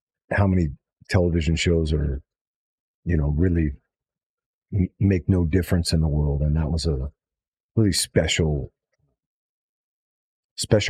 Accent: Los Angeles, California, United States; I grew up in Hollywood, so my parents were in the film business

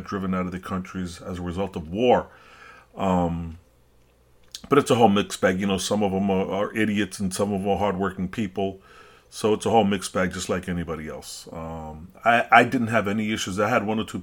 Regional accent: New York City, New York, United States; I'm a New Yorker, and that's, you know, my New York runs in my veins, my city.

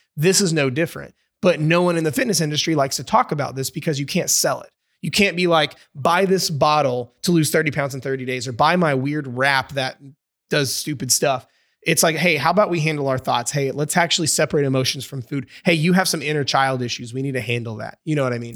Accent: Indiana, United States; I'm from Indiana, over in the States

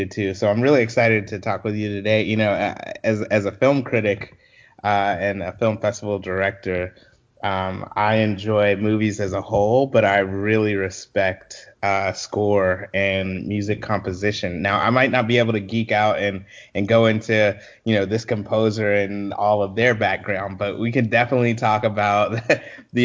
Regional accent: Columbia, South Carolina, United States; also born or lived in Orangeburg, South Carolina; I grew up in Columbia, South Carolina. I was born in Orangeburg and then lived in Columbia most of my formative years.

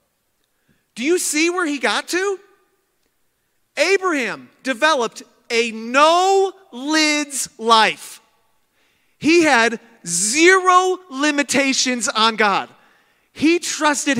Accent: Midwest, United States; I'm from Midwest

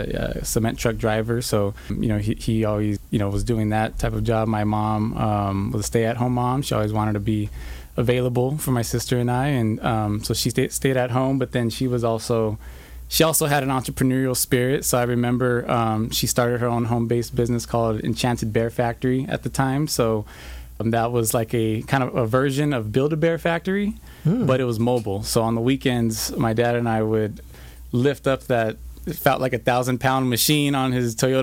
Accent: West Covina, California, United States; also born or lived in La Puente, California / Baldwin Park, California; I'm from the San Gabriel Valley because I've lived in three different cities within the San Gabriel Valley. So in elementary school, we lived in West Covina. So I grew up in West Covina

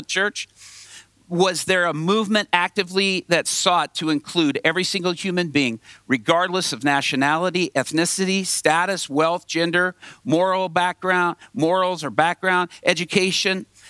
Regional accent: Atlanta, Georgia, United States; I grew up mostly in Atlanta, Georgia, on a street called Bolton Road off I-20

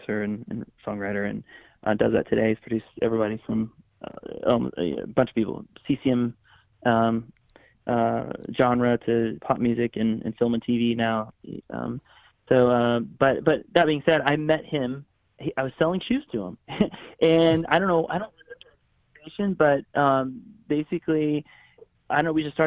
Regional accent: Florida, United States; moved away as an adult; also born or lived in Atlanta, Georgia / Los Angeles, California; now in Nashville, United States; I grew up in Florida. I was born in Atlanta, Georgia area. But I mean, from age 4 to 20 or 19, basically

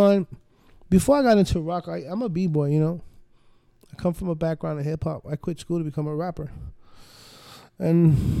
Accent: New York, United States; also born or lived in North Miami Beach, United States; I grew up in New York and I grew up in North Miami Beach.

